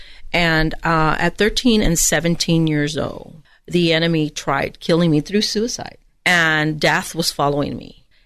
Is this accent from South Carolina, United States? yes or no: no; Edinburg, Texas, United States; I'm from the Rio Grande Valley, so I'm from South Texas, Edinburgh, Texas